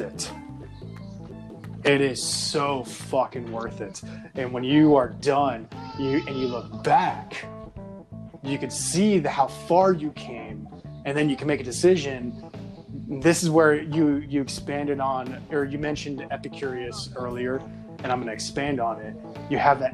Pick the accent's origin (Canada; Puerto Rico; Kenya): Puerto Rico; I am Puerto Rican